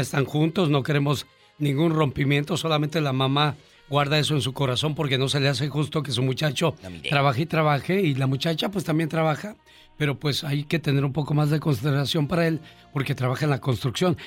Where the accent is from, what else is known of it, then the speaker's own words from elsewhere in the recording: Puebla, Mexico; moved away; Y un día salí de Puebla, pero Puebla nunca salió de mí.